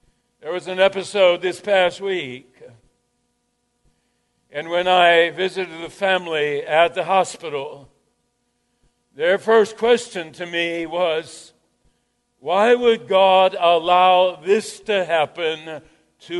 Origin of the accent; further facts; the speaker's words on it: Jasper, Minnesota, United States; Growing up in Jasper, Minnesota, population 600